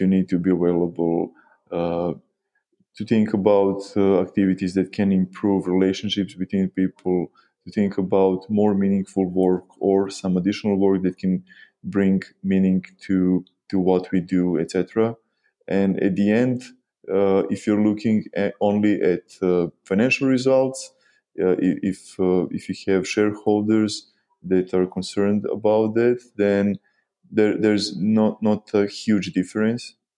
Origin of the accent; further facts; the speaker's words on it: Novi Sad, Vojvodina, Serbia; we are from Novi Sad, Serbia